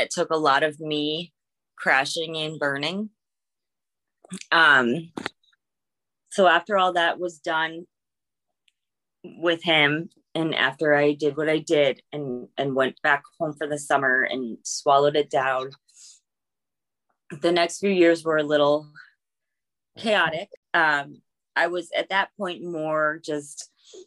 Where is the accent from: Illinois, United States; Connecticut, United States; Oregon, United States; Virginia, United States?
Connecticut, United States; moved away as an adult; also born or lived in Ohio; I grew up in Connecticut.